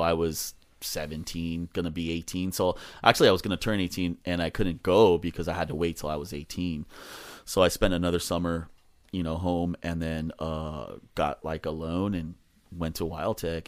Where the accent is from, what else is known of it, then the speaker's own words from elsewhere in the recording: Los Angeles, California, United States; also born or lived in Silver Lake, Los Angeles / Westlake, Los Angeles; So I grew up in Echo Park